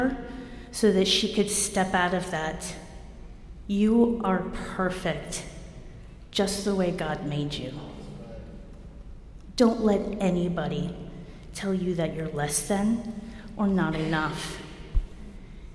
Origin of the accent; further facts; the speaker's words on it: New Jersey, United States; moved away; also born or lived in New Mexico; I'm from Jersey.